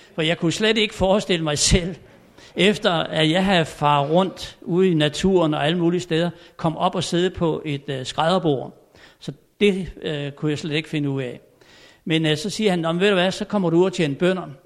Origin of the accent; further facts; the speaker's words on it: Tommerup, Southern Denmark, Denmark; moved away; jeg er født og opvokset ovre på Fyn i en lille stationsby, der hedder Tommerup